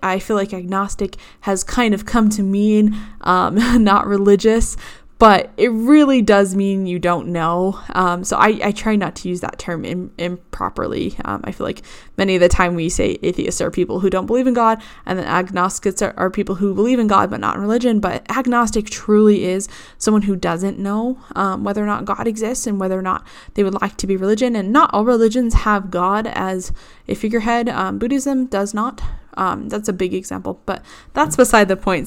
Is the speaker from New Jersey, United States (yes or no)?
no; Boston, Massachusetts, United States; growing up in Boston as a rather religious Christian